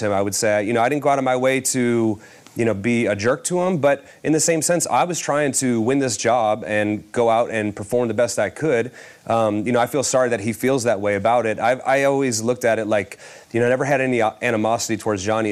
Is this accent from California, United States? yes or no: no; Cleveland, Ohio, United States; be the starter of my hometown team